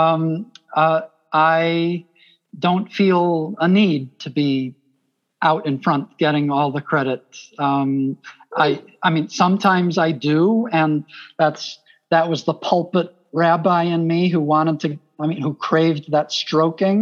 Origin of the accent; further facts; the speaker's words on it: Chicago, Illinois, United States; accent: Chicago; I'm from Chicago, so I can say it in an authentic Chicago accent